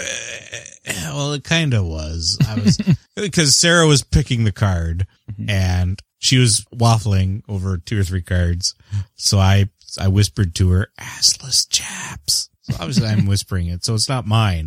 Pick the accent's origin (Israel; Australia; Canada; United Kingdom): Canada; I am the Canadian.